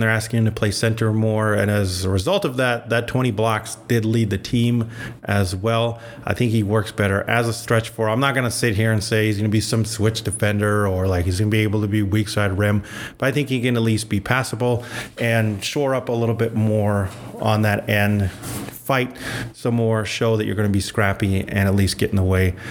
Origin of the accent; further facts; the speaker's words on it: Albuquerque, New Mexico, United States; I'm originally from Albuquerque, New Mexico.